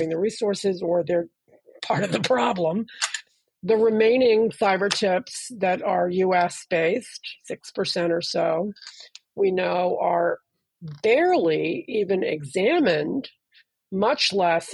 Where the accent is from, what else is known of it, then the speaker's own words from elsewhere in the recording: Washington, District of Columbia, United States; growing up in Washington